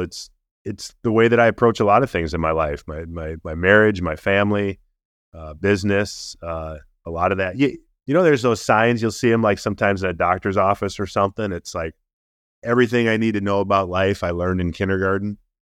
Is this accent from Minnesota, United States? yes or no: yes; Minnesota, United States; also born or lived in Baltimore; got to play eleven years for my hometown team